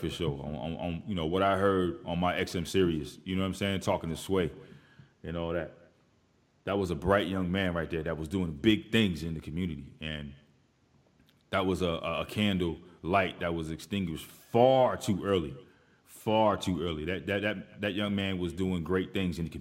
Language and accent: English; East Coast, United States; I'm from the East Coast